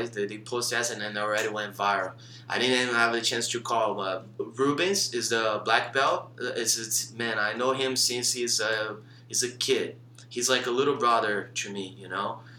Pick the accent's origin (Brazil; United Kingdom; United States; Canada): Brazil; I came from Brazil, left everything behind to teach.